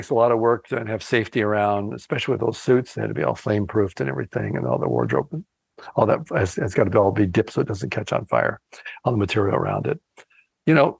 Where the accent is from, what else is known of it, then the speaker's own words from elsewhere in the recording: Canada; I'm actually Canadian